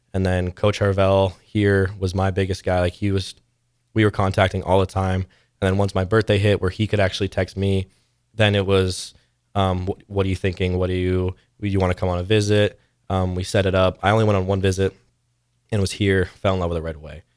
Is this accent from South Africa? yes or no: no; Canada; moved away as an adult; now in Nebraska, United States; there's a back company in my hometown.